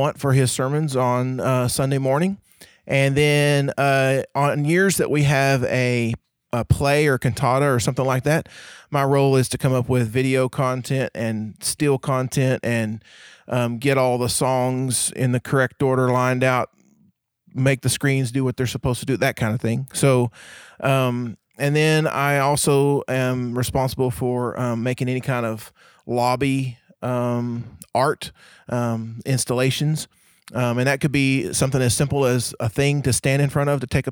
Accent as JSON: {"language": "English", "area": "Bray-Doyle", "region": "Oklahoma", "country": "United States", "tie": "born or raised there", "said": "I come from a town, or I went to a high school where the mascot was a donkey"}